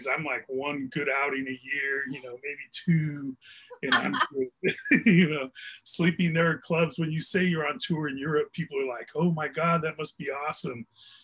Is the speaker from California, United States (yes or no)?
yes; Pomona, California, United States; I grew up in Pomona, California